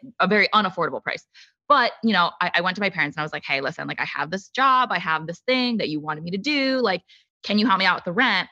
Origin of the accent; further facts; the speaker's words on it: United States; I grew up in the suburbs of D C